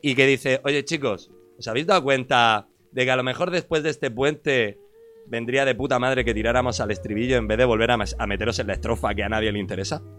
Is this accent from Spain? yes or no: yes; Murcia, Region of Murcia, Spain; also born or lived in Cartagena; yo soy de Murcia y me he criado toda la vida con raperos viejos